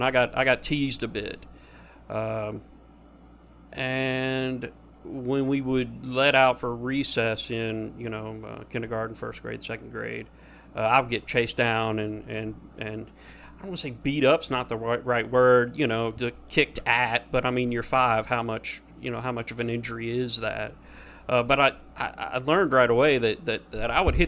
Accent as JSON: {"language": "English", "town": "Little Rock", "region": "Arkansas", "country": "United States", "tie": "born or raised there", "said": "I was born in Little Rock, Arkansas"}